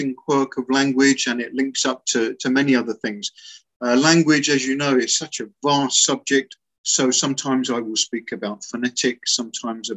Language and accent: English; England, United Kingdom; first language English; moved away as an adult; also born or lived in Africa; now in Germany; I grew up in a very monocultural, monolingual little town in England